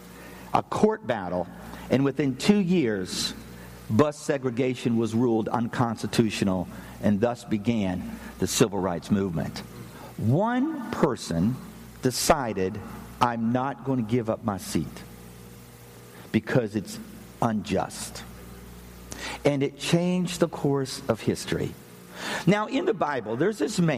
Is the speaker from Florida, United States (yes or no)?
no; Pennsylvania, United States; I'm from the north. I'm from Pennsylvania. We got lots of snow.